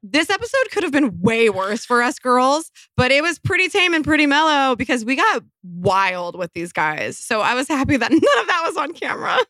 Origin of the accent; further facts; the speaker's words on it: Colorado, United States; I actually was born in Colorado. I grew up in Colorado